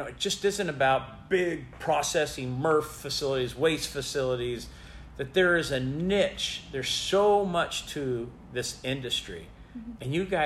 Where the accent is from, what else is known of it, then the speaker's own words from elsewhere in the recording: Bakersfield, California, United States; I'm from Bakersfield